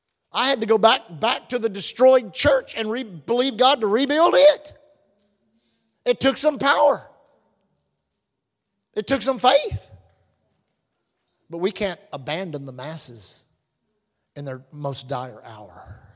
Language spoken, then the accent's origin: English; Texas, United States; You got to realize I'm from Texas, so we talk about guns a lot, amen.